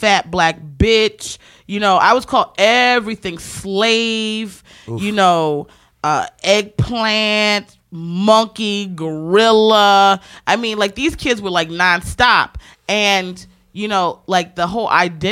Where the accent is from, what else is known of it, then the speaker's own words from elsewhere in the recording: Baltimore, Maryland, United States; I'm from Baltimore